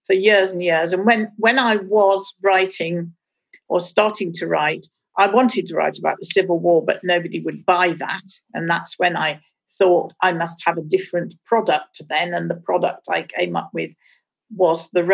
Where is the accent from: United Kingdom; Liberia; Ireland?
United Kingdom; Birmingham, West Midlands; born or raised there